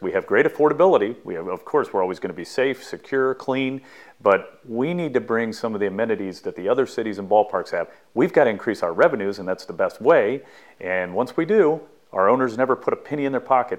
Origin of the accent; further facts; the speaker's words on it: Southern California, United States; growing up in Southern California